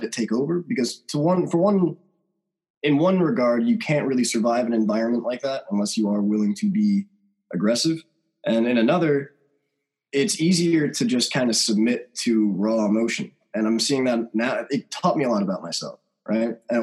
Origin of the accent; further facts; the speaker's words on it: Trenton, New Jersey, United States; I grew up in Trenton, New Jersey